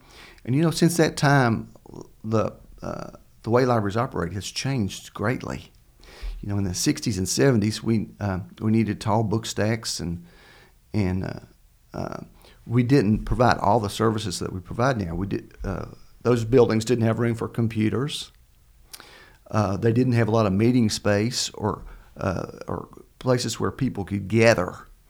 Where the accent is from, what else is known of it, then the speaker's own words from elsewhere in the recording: Kentucky, United States; I grew up in Laurel County, yes.